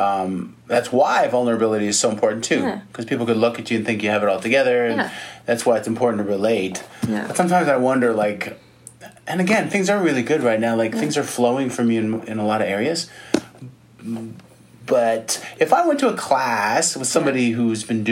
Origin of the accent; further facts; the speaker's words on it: Canada; I'm Canadian